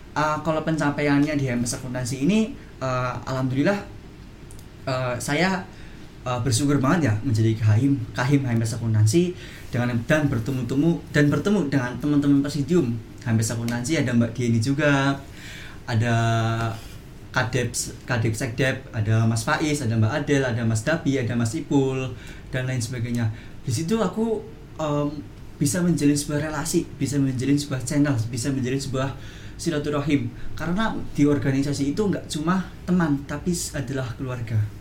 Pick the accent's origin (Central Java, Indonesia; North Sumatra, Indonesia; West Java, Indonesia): Central Java, Indonesia; Purwokerto; saya dari Prokerto